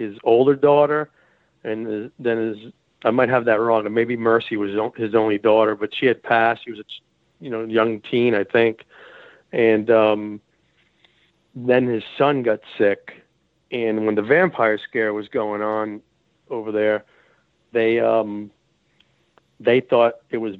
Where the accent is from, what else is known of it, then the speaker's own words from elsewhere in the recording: Rhode Island, United States; moved away; that's where I was born and raised in Rhode Island